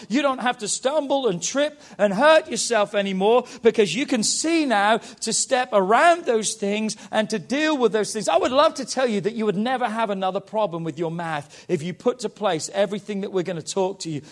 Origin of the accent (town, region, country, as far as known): England, United Kingdom; now in United States